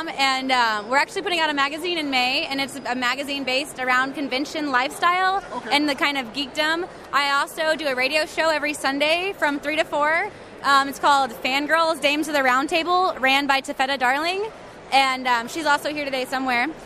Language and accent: English; Dallas, Texas, United States; from Dallas, Texas